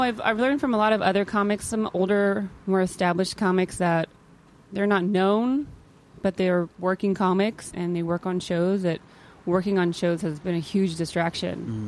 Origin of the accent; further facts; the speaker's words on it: Modesto, California, United States; now in Los Angeles, United States; I'm from Northern California. It's the Central Valley, Modesto.